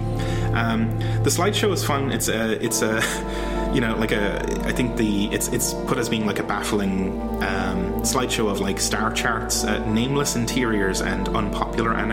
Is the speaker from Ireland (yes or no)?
yes; Ireland; I'm from Ireland